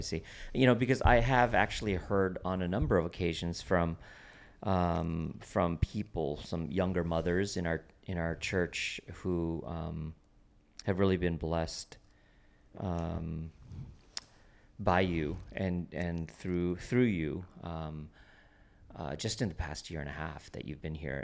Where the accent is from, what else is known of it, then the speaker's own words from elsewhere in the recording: Toronto, Ontario, Canada; now in Portland, United States; we grew up together in, um, Toronto, Canada